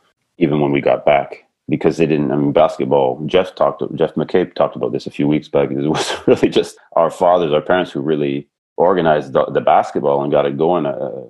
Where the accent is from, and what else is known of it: Vernon, British Columbia, Canada; born or raised there; also born or lived in Burnaby, Canada